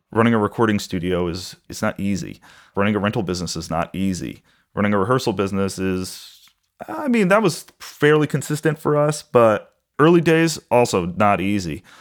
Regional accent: Huntington, New York, United States; I grew up on Long Island in a town called Huntington

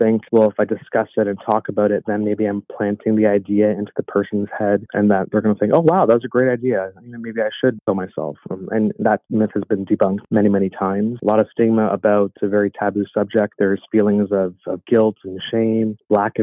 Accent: Toronto, Ontario, Canada; born and raised in Toronto

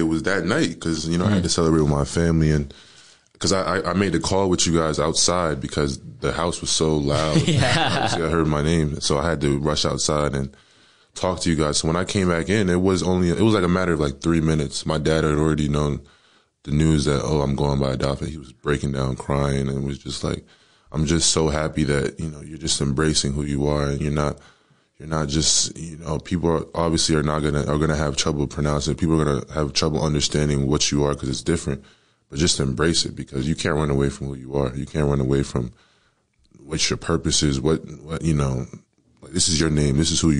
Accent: Howell, New Jersey, United States; You know, it was definitely different. You know, I love Howell.

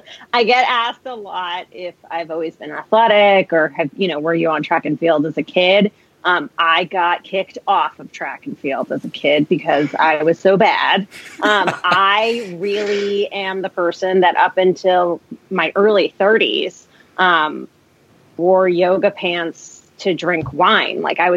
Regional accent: New Jersey, United States; now in Marlborough, United States; So I live in Marlborough, Massachusetts, which is a suburb outside of Boston. It's in the Metro West area, maybe 45 minutes west of Boston. But I'm not originally from here. I'm originally from outside of Manhattan in New Jers

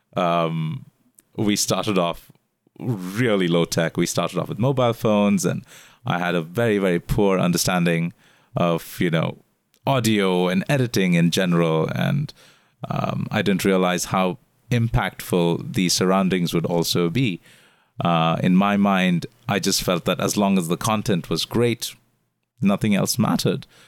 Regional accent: India; moved away as an adult; now in Singapore; being an Indian foreigner living here in Singapore for the last eight years

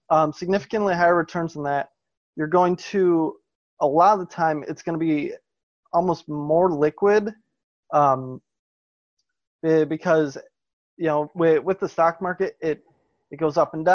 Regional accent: Wisconsin, United States; growing, growing up in Wisconsin, um, it's it's actually pretty normal.

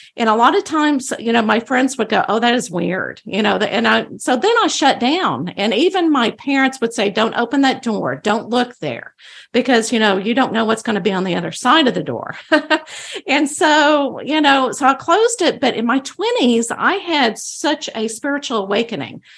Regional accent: Bible Belt of Texas, United States; I grew up in the Bible Belt of Texas

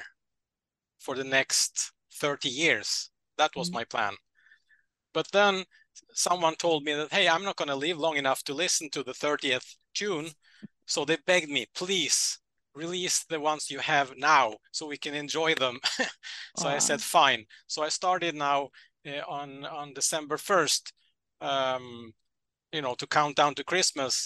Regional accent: Norway; I'm from Norway

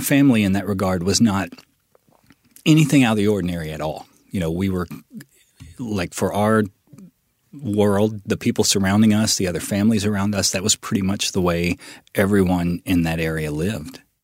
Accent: West Memphis, Arkansas, United States; born or raised there

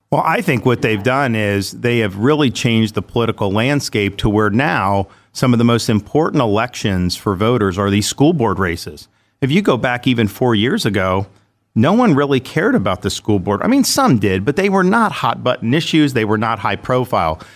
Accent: Dunedin, Florida, United States; also born or lived in Jacksonville, Florida / Orlando, Florida; I grew up in Dunedin, Florida, which is in Pinellas County, the Tampa, Saint Pete area.

